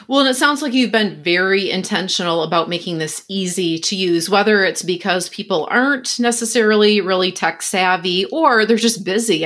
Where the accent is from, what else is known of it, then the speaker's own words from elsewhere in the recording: West Michigan, United States; I grew up in West Michigan, where there are lots of Dutch people